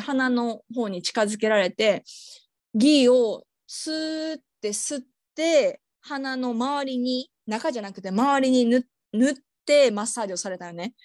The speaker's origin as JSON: {"language": "Japanese", "country": "Japan", "tie": "born or raised there", "moved": "yes", "lives_now": "Australia", "said": "日本で生まれ育った"}